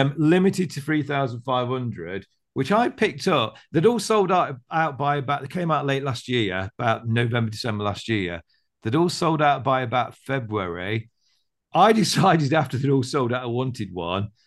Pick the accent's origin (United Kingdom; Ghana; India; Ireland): United Kingdom; I'm British